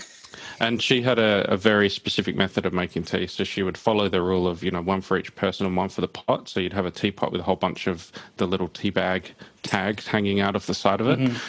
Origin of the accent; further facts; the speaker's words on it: Australia; as an Australian, certainly back when I was a kid in the 80s